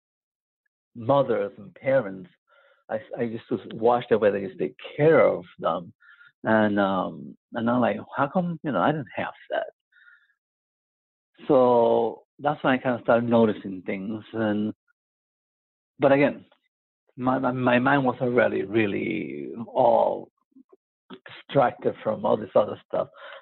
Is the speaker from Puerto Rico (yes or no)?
yes; San Juan, Puerto Rico; I was born in Puerto Rico, in Santurce, Puerto Rico